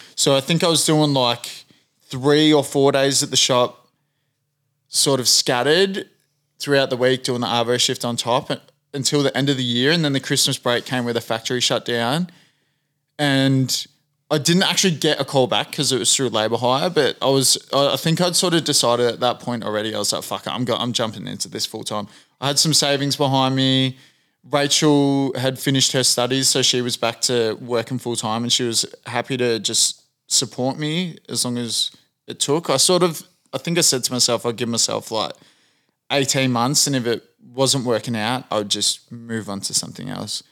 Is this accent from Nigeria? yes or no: no; Australia; a white Australian